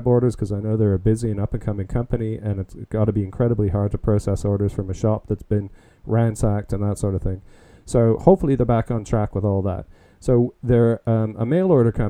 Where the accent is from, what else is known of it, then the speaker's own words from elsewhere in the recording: Stratford, Ontario, Canada; also born or lived in London, Ontario / Woodstock, Ontario; I grew up in Stratford, Ontario, and also London. Went to high school in London.